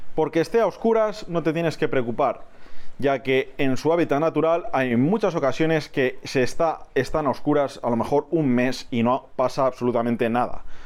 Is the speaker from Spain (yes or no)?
yes; Spain; donde yo resido, en mi país